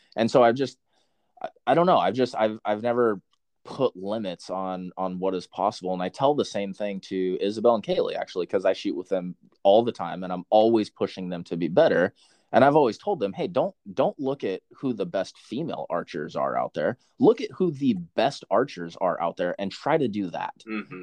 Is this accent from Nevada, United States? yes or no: no; Centralia, Washington, United States; I am from Washington. Yeah, Centralia, up there, j- just south of Olympia and Puyallup area